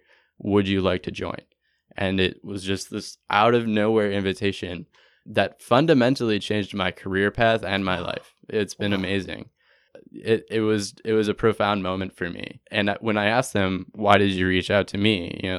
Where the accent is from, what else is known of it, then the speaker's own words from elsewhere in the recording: Minneapolis, Minnesota, United States; I volunteered out, and I came from Minneapolis, went to Sebastopol, California, just 60 miles north of San Francisco, and worked on a blueberry farm for 3 months.